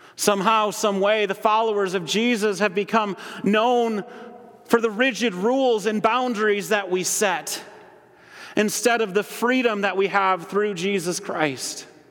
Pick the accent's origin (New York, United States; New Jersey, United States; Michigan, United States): Michigan, United States; Holland; moved away as an adult; also born or lived in Grand Rapids, Michigan; I grew up in Holland